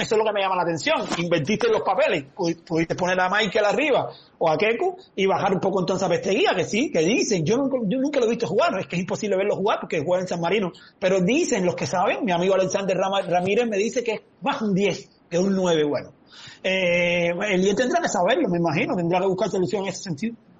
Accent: Cuba; Si todos somos cubanos

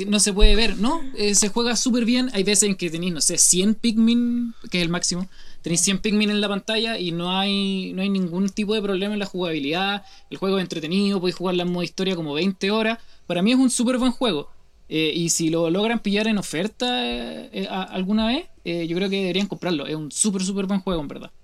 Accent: Chile

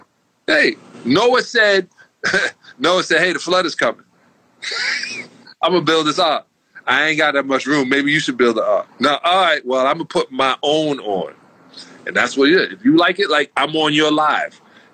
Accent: New York City, New York, United States; I was a Celtic fan growing up in Brooklyn.

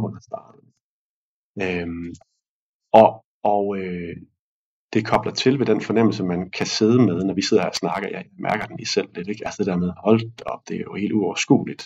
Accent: Denmark; som danskere

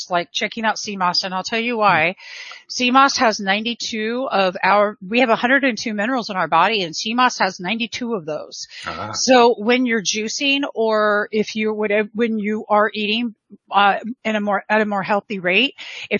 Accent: Southern California, United States; I am from Southern California

